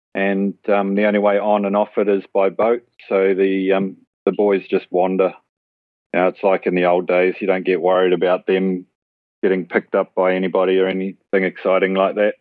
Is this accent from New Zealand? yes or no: yes; New Zealand; moved away as an adult; now in Australia; I'm born and bred in New Zealand.